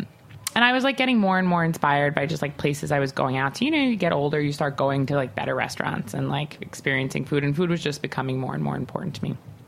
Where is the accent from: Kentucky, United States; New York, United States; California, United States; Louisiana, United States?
New York, United States; Long Island; Like, you know, I'm from Long Island, as I don't know if I mentioned it, but I'm from Long Island.